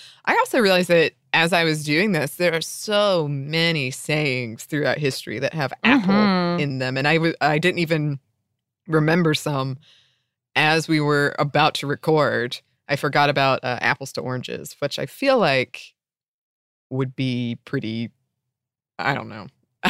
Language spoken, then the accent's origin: English; Ellijay, Georgia, United States; I grew up near Ellijay, Georgia, which is like the apple center of Georgia, and it was a field trip we would go on when I was in elementary school.